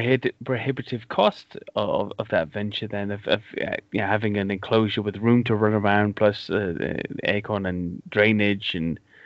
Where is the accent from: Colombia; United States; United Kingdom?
United Kingdom; Cardiff, Wales; my town where I grew up in Wales, in Cardiff